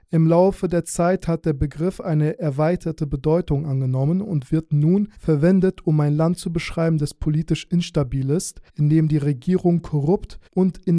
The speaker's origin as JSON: {"language": "German", "country": "Azerbaijan", "moved": "yes", "lives_now": "Germany", "said": "Und ich komme ursprünglich aus Aserbaidschan, aber ich habe jüdische Wurzeln. Deswegen wurden wir dann eingeladen und sind quasi jüdische Migranten."}